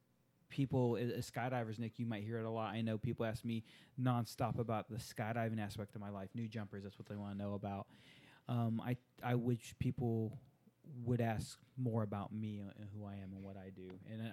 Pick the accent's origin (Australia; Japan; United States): Japan; Growing up in Japan, attending an American Department of Defense school in Japan, it was required reading the book Shogun